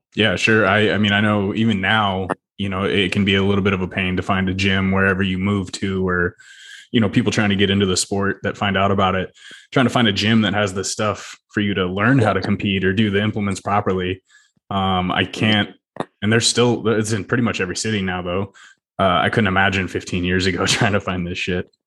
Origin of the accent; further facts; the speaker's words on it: Alaska, United States; also born or lived in Washington; now in Texas, United States; I'm from Alaska, so we got a fair bit of snow, obviously. Uh, oh, yeah and then moved to Washington